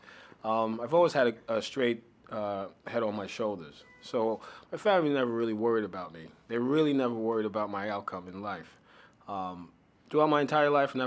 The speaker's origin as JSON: {"language": "English", "town": "New York City", "region": "New York", "country": "United States", "tie": "born or raised there", "also_born_or_lived": "Miami, Florida / Haiti"}